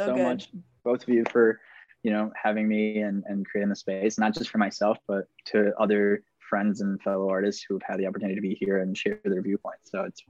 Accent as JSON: {"language": "English", "town": "Maracaibo", "region": "Zulia", "country": "Venezuela", "moved": "yes", "lives_now": "Minneapolis, United States", "said": "I'm originally from Maracaibo, Venezuela, currently based in Minneapolis, Minnesota, but also in New York City."}